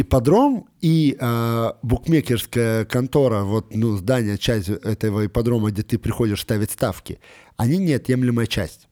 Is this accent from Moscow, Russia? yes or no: yes; Moscow, Russia; мы живем в Москве, я, естественно, как москвич